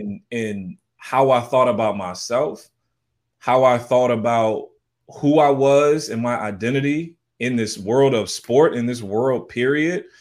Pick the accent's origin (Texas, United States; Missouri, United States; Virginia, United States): Missouri, United States; St. Louis; also born or lived in Southern California; now in San Jose, United States; I'm originally from Saint Louis, Missouri.